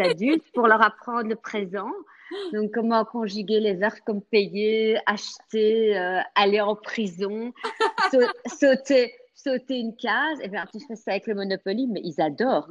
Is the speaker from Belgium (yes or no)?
yes; Belgium; first language French; moved away as an adult; now in Florida, United States; je suis née en Belgique, donc mon père est français de Paris et ma maman est bruxelloise.